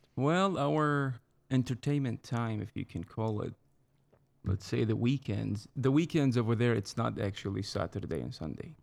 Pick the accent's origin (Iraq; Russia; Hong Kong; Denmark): Iraq; Baghdad, Baghdad Governorate; English is a second language; moved away as an adult; also born or lived in Fort Worth, Texas; now in United States; I'm from the center of Iraq. It's the capital, Baghdad. I was born in nineteen eighty-three